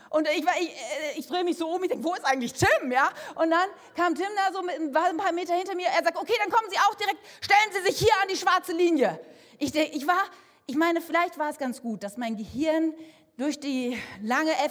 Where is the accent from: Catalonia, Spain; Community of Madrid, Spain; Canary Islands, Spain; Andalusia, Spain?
Canary Islands, Spain; ich komme aus Fuerteventura. Was soll denn um alles in der Welt in meinem Koffer sein? Sand, Geröll, Schutt, was anderes gibt es auf dieser Insel überhaupt nicht.